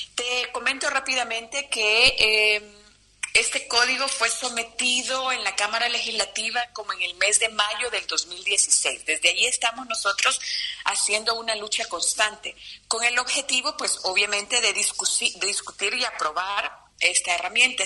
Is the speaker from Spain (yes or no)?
no; Honduras; en nuestro país, en Honduras